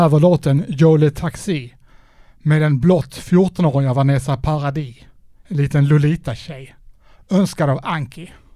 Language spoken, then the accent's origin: Swedish; Trelleborg, Skåne, Sweden; moved away; när jag bodde hemma i Trelleborg